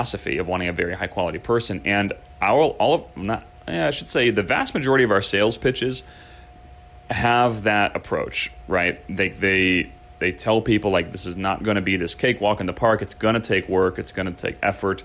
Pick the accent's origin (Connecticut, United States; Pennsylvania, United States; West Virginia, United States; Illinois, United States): Illinois, United States; Chicago; now in California, United States; I grew up in Chicago, the Midwest